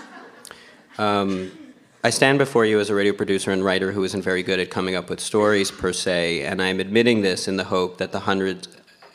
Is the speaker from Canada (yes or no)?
yes; Canada; they know that I'm Canadian